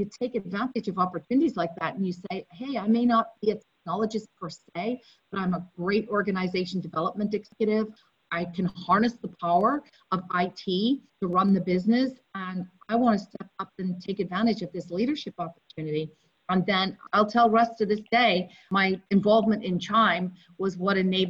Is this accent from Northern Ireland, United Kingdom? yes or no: yes; Belfast, Northern Ireland, United Kingdom; moved away as an adult; now in United States; I grew up in Belfast in the north of Ireland